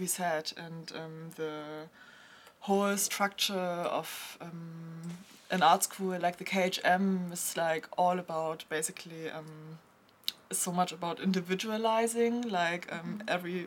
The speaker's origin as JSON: {"language": "English", "country": "Germany", "tie": "born or raised there", "said": "I was born and raised in Germany, and my father is Chinese"}